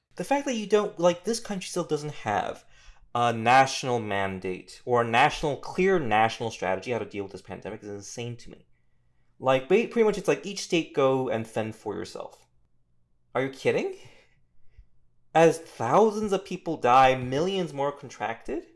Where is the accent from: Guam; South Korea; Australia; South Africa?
South Korea; now in United States; I'm from Korea